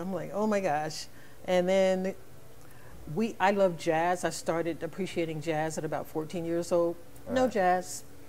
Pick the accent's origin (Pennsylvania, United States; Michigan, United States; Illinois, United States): Pennsylvania, United States; Philadelphia; moved away as an adult; also born or lived in Huntsville, Alabama / Spartanburg County, South Carolina; now in Nashville, United States; back in the day when I was growing up in Philadelphia.